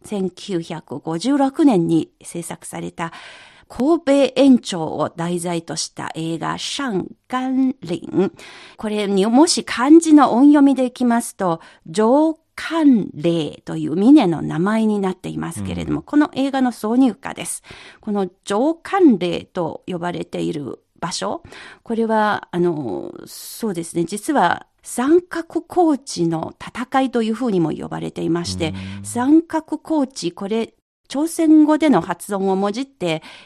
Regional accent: Yangtze River basin, China; 長江のほとりで育ちました

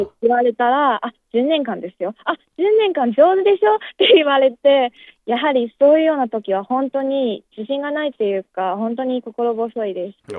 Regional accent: Jinan, Shandong, China; Japanese is a second language; moved away as an adult; now in Beijing, China; 出身は済南市ですね山東省の済南市です

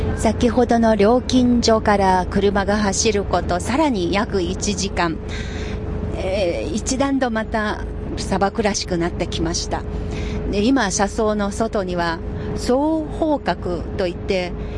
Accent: Anhui, China; moved away; 私のふるさとの安徽省の村

